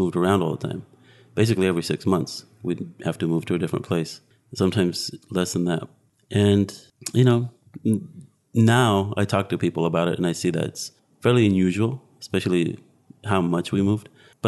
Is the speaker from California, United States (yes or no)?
yes; Modesto, California, United States; I'm from Modesto, California.